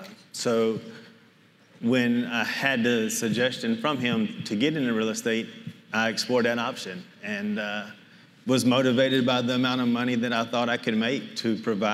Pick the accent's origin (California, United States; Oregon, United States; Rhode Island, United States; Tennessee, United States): Tennessee, United States; Murfreesboro; We're from Nashville, Tennessee, Murfreesboro area, just south of Nashville.